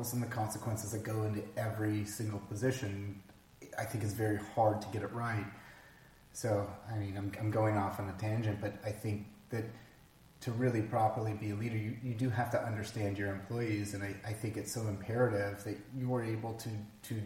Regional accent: Palm Springs, California, United States; I grew up in Palm Springs, which was by rights a tourist destination

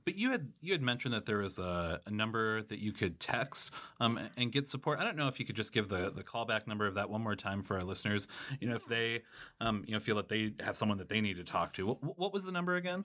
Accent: Watertown, South Dakota, United States; I grew up in Watertown, South Dakota

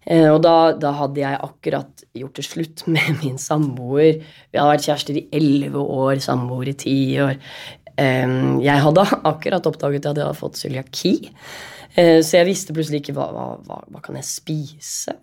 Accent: Oslo, Norway; moved away as an adult; now in Molde, Norway; Og huset der jeg vokste opp, der har vi alltid hatt hester

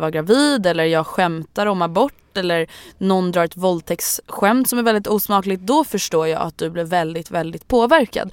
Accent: Stockholm, Stockholm County, Sweden; det är söder om söder, så att där jag är uppvuxen

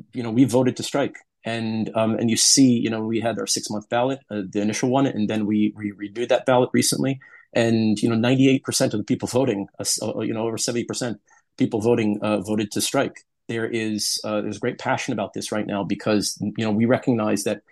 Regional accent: United States; now in United Kingdom; you can tell from my accent, I'm from the United States

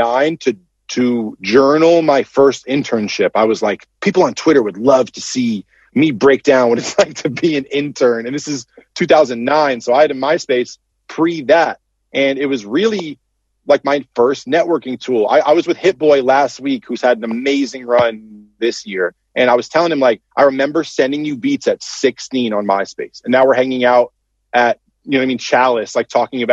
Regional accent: Connecticut, United States; grew up in Connecticut

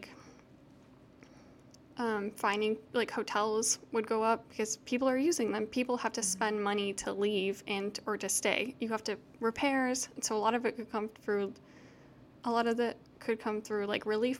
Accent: Houston, Texas, United States; I'm from Houston, so a lot of people came to Houston after Katrina. Like, I had new neighbors, I had new people at my school

